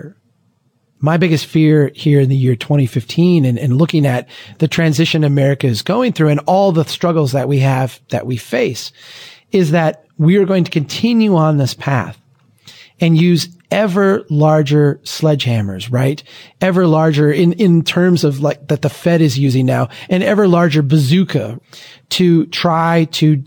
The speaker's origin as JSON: {"language": "English", "town": "Brainerd", "region": "Minnesota", "country": "United States", "tie": "born or raised there", "said": "my hometown of Brainerd, Minnesota"}